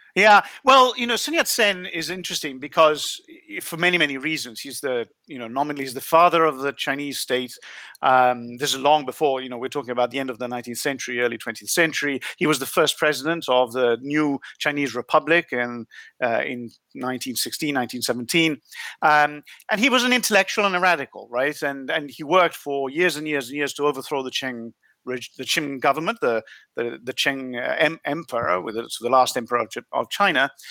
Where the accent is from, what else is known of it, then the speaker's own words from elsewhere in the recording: Italy; moved away; I was born in Italy